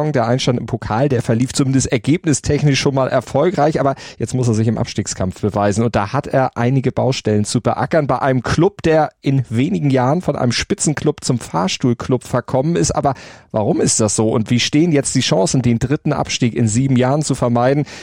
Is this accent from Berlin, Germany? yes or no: no; Stuttgart, Baden-Württemberg, Germany; now in Hamburg, Germany; Voll Stuttgarter bin ich, genau.